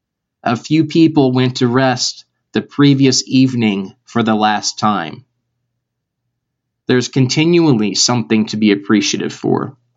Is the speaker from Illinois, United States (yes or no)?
yes; Chicago, Illinois, United States; I'm from Chicago. I talk about home a lot.